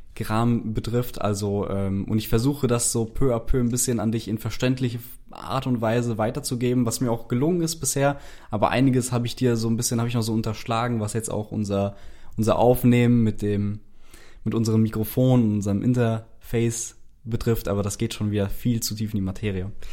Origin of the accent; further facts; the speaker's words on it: Frankfurt, Hesse, Germany; moved away as an adult; now in Cologne, Germany; Ich komme ja eigentlich aus Frankfurt ursprünglich